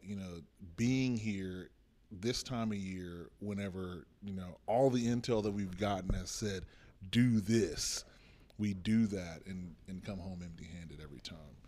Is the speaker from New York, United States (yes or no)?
no; Texas, United States; we come from Texas